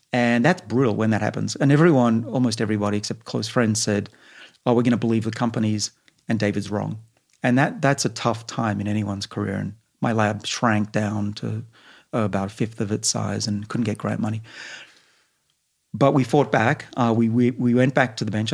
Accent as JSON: {"language": "English", "town": "Sydney", "region": "New South Wales", "country": "Australia", "tie": "born or raised there", "moved": "yes", "lives_now": "Boston, United States", "said": "I grew up in Sydney, right on the bush"}